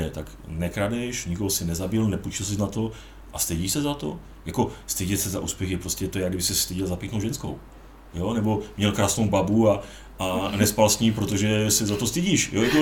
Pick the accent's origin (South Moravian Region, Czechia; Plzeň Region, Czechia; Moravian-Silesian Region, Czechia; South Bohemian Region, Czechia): Moravian-Silesian Region, Czechia; Ostrava; Já si připadám, že jsem z Ostravy, takže máme takzvaný